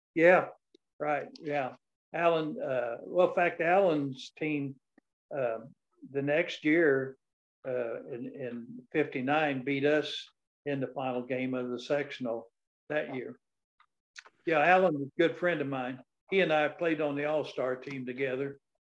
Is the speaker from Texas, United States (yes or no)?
no; West Baden Springs, Indiana, United States; I was born and raised in West Baden, Indiana, in a rural uh, farm area